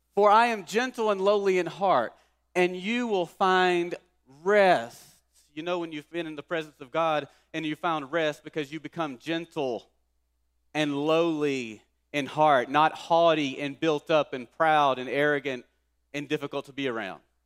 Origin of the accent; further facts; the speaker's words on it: Kilgore, Texas, United States; our town I grew up in in Kilgore.